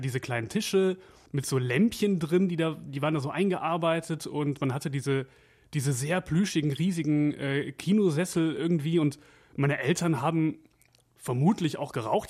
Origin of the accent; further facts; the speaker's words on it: Wevelinghoven, North Rhine-Westphalia, Germany; Ich komme ja aus, aus Weflinghofen